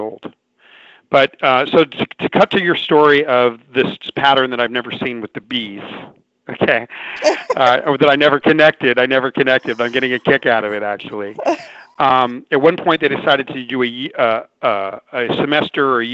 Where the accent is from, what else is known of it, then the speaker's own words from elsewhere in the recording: Los Angeles, California, United States; a kid that grew up in severe poverty, in and around down near downtown Los Angeles